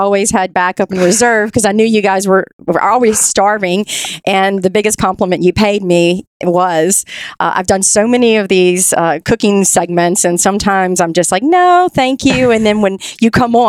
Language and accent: English; Baton Rouge, Louisiana, United States; I'm from Baton Rouge, grew up here, was born, and grew up in the restaurant business